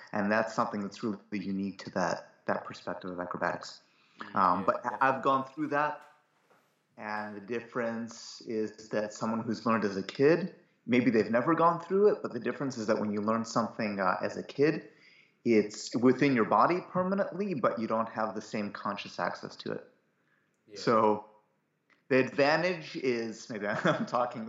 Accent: Cleveland, Ohio, United States; I grew up in Cleveland, Ohio

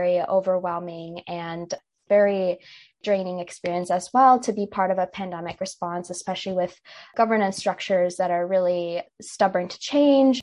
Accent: Minnesota, United States; I was born and raised in Minnesota, but my parents immigrated from India about 22 years ago now

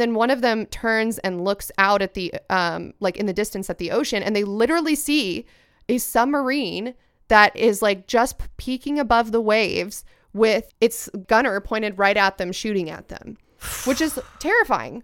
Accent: United States; as an American

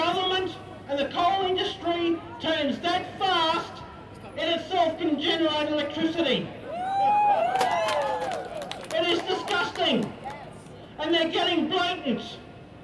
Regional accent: Brisbane, Queensland, Australia; moved away; also born or lived in New South Wales; I grew up here in Brisbane, born here in 1969

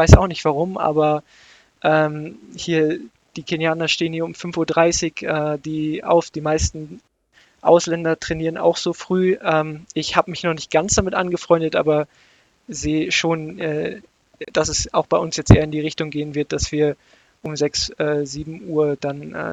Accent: Havixbeck, North Rhine-Westphalia, Germany; ich bin damals in dem Ort, wo ich aufgewachsen bin, das will jetzt, werden jetzt nur die Mützeraner kennen, in Havixbeck äh, mit meinen Kumpels in den Leichtathletikverein gegangen

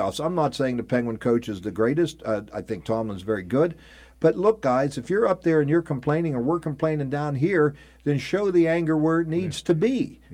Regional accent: Ohio, United States; I'm from Ohio

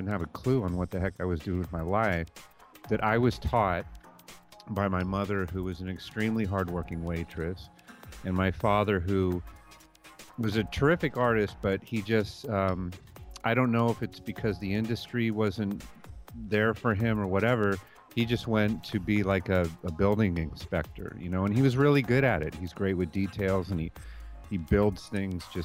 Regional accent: Castro Valley, California, United States; I grew up in the Bay Area in a small town called Castro Valley

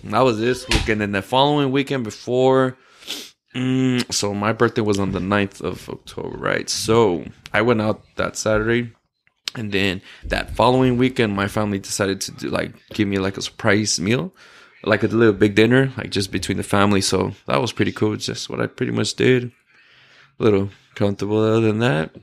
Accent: El Paso, Texas, United States; moved away; I'm from El Paso, Texas

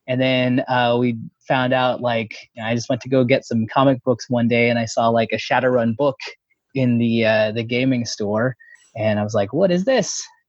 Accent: Texas, United States; My pronouns are he, him, and I'm from Texas. Not that you can tell from my voice.

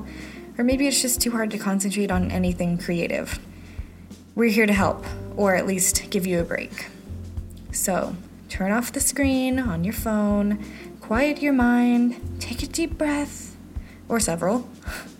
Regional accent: Utah, United States; moved away; my childhood in Utah

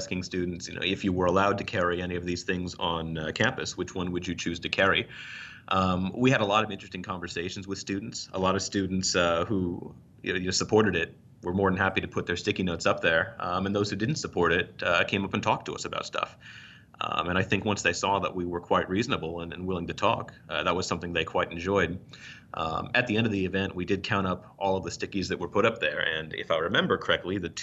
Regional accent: Arizona, United States; I was born in Arizona

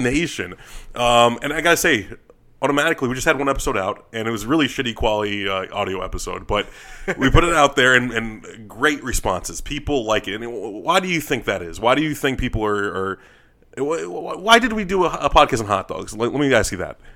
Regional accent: New York, United States; moved away; we're both from New York

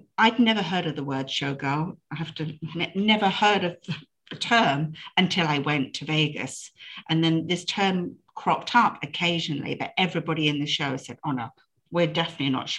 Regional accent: United Kingdom; I'm British

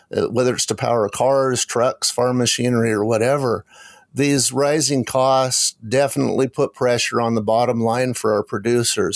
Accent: Eastern Washington, United States; when I was growing up in Eastern Washington

